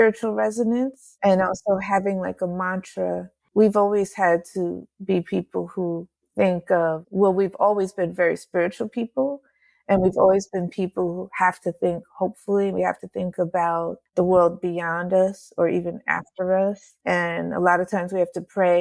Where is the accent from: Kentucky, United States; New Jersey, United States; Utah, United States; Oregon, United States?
New Jersey, United States; I grew up in New Jersey